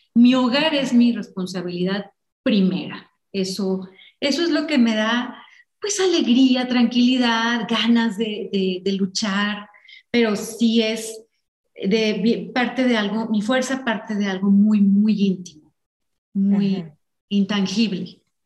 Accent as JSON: {"language": "Spanish", "town": "Ensenada", "region": "Baja California", "country": "Mexico", "tie": "born or raised there", "moved": "yes", "said": "Yo crecí en Ensenada y fui una niña muy de jardín"}